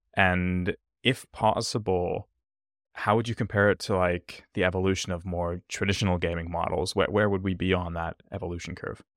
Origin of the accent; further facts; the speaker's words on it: Finland; I'm originally from Finland